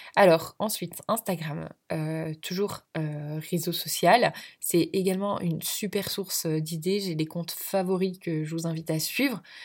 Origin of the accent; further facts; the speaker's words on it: Belgium; je suis belge d'origine